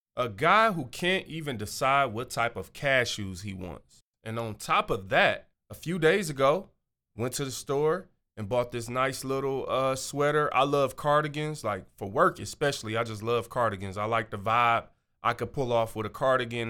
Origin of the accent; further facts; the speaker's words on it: Michigan, United States; I'm from Michigan